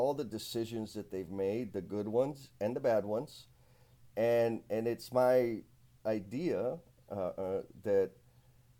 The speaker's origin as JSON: {"language": "English", "town": "San Antonio", "region": "Texas", "country": "United States", "said": "I'm from San Antonio, Texas"}